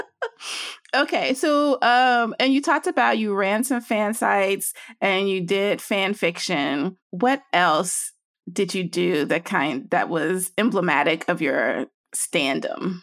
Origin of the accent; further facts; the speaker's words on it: Nashville, Tennessee, United States; I'm from Nashville